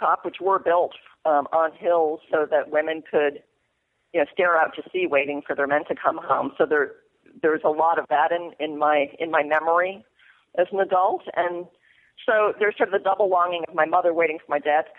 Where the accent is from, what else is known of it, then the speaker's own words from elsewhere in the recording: Mystic, Connecticut, United States; moved away as an adult; I grew up in Mystic, Connecticut, which is home to a whaling museum.